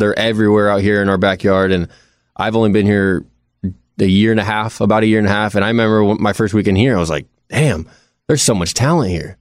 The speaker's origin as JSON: {"language": "English", "area": "Orange County", "region": "Southern California", "country": "United States", "moved": "yes", "lives_now": "Nashville, United States", "said": "I'm from Southern California"}